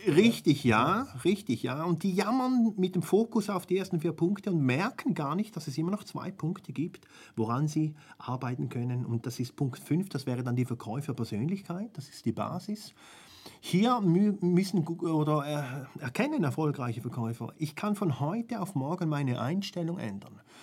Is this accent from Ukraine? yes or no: no; Switzerland; bei uns in der Schweiz